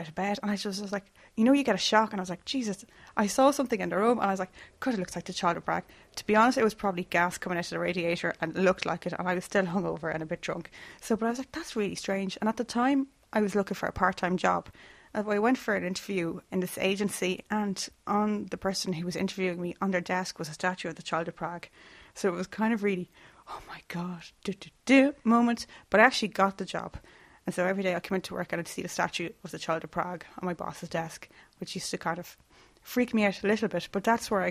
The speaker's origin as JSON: {"language": "English", "town": "Limerick", "region": "Munster", "country": "Ireland", "said": "I'm from Limerick"}